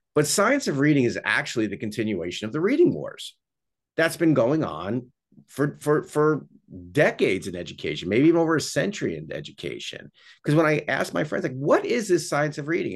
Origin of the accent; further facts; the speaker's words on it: New York, United States; I'm, I'm from New York